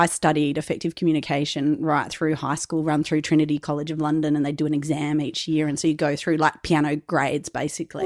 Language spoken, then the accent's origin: English; Macclesfield, Australia; I grew up in Macclesfield and, and went to school from Mackie